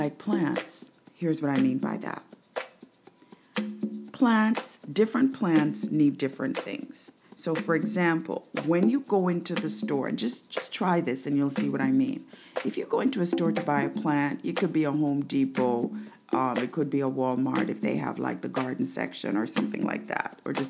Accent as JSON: {"language": "English", "country": "Jamaica", "also_born_or_lived": "New York, United States", "moved": "yes", "lives_now": "United States", "said": "I'm from Jamaica"}